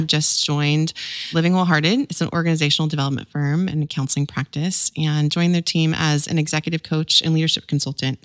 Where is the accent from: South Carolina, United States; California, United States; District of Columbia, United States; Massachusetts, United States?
California, United States; Visalia; my hometown in California, Visalia, California